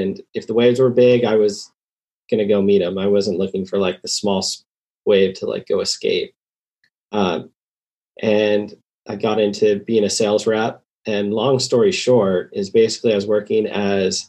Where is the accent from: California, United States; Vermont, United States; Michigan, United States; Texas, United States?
California, United States; Santa Cruz; I grew up in Santa Cruz